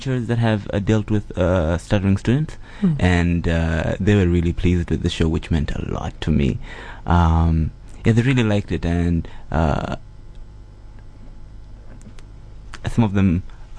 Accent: Dar es Salaam, Tanzania; moved away; I am from Dar es Salaam, Tanzania

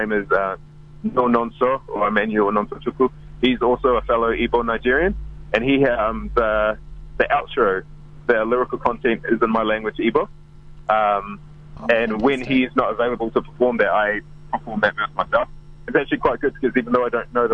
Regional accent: Auckland, New Zealand; also born or lived in United Kingdom; I grew up in South Auckland, Manurewa, which was quite a low socioeconomic area

